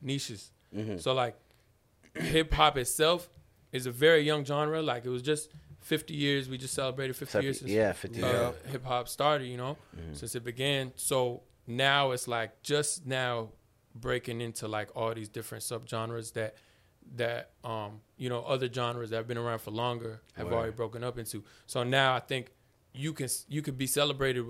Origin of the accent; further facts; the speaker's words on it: Alexandria, United States; moved away; also born or lived in Gainesville; I grew up in Alexandria, then I moved to Gainesville